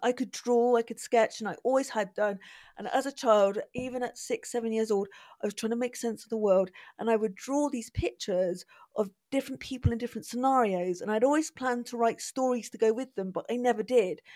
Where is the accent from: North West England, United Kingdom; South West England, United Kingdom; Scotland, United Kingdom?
South West England, United Kingdom; Bristol; grew up in Bristol, from Bristol